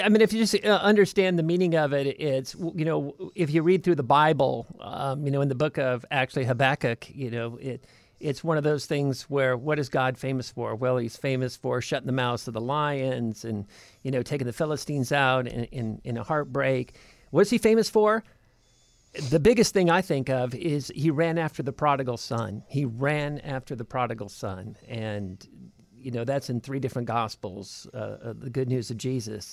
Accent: California, United States; moved away; I'm from California

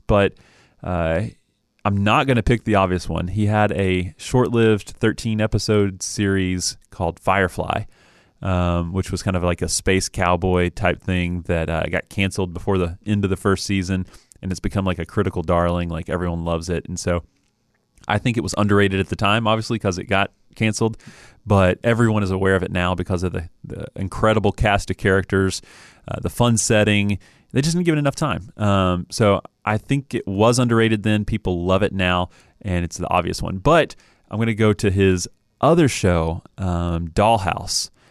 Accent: Knoxville, Tennessee, United States; I was born in Knoxville

